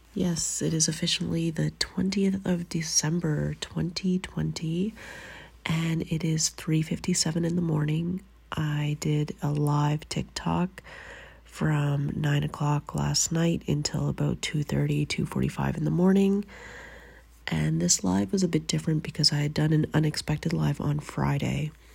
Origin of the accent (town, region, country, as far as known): Canada; moved away as an adult; now in Finland